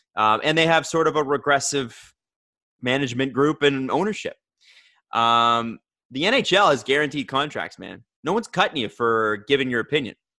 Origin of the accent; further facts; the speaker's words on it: Toronto, Ontario, Canada; I grew up in Scarborough in a mixed race community